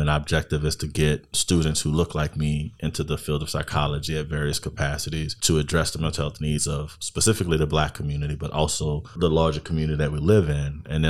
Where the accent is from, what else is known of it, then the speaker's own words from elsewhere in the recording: New Orleans, Louisiana, United States; I'm from New Orleans, born and raised. Graduated from Israel Newman, graduated from Southern University of Baton Rouge, graduated from Jackson State University with my PhD in clinical psych. Moved through the space, got back home in 2013